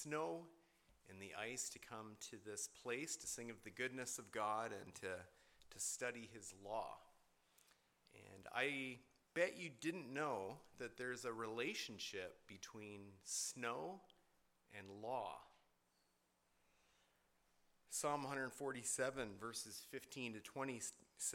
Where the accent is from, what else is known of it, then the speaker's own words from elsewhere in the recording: Canada; I was born in Canada